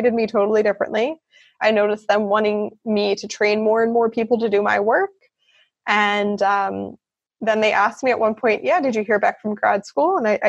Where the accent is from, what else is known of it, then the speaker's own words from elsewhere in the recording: the North, United States; In America, there's a large divide between the North and the South. I grew up in the North, and I wasn't really aware of how deep that divide was.